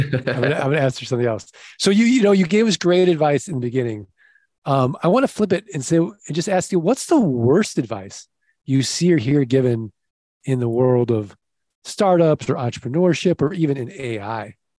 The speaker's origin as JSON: {"language": "English", "region": "Midwest", "country": "United States", "accent": "Midwestern", "said": "my Midwestern accent"}